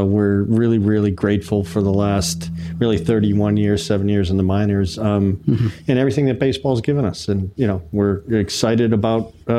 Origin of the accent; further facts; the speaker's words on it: Hartford, Connecticut, United States; I went to the University of Connecticut, and I grew up in the Hartford area.